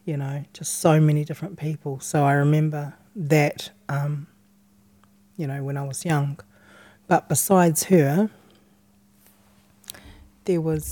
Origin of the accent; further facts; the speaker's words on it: Tauranga, Bay of Plenty, New Zealand; I was born and raised in Tauranga